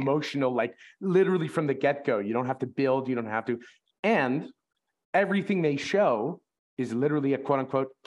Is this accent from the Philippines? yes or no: no; Canada; we're all Canadian